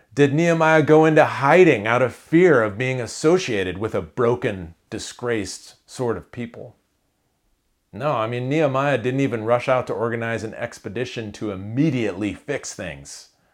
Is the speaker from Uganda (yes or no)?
no; Iowa, United States; I grew up in Iowa